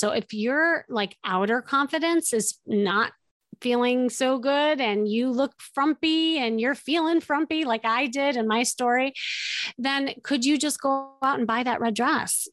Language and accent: English; Chicago, Illinois, United States; moved away as an adult; now in Los Angeles, United States; I was from Chicago. I picked up, I moved across this, uh, this this states that we are in and we we land in la la land